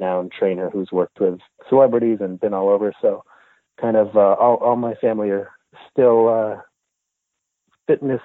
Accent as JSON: {"language": "English", "town": "Montreal", "region": "Quebec", "country": "Canada", "tie": "born or raised there", "moved": "yes", "lives_now": "Los Angeles, United States", "said": "I'm actually originally from Montreal, from Canada. So I grew up French-Canadian"}